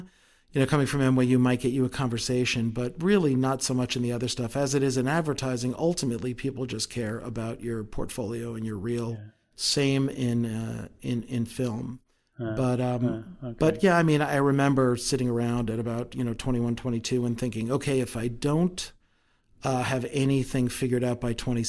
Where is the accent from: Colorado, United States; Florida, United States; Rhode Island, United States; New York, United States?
New York, United States; moved away; I'm from New York originally